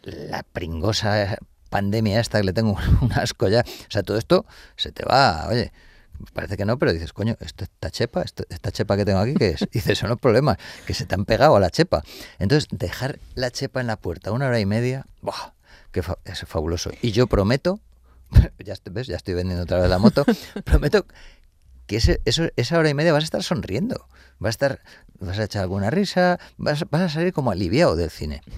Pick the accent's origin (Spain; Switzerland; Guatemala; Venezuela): Spain; Madrid, Community of Madrid; Yo soy de Carabanchel